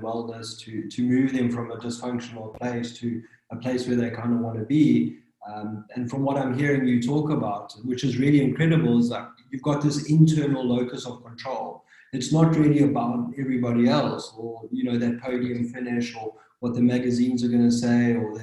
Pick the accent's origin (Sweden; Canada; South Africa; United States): South Africa; KwaZulu-Natal; now in Cape Town, South Africa; I'm originally from KwaZulu-Natal